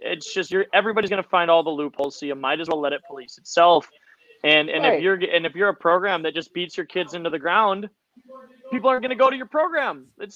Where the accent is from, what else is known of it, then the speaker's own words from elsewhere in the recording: Minnesota, United States; I'm from Minnesota, right?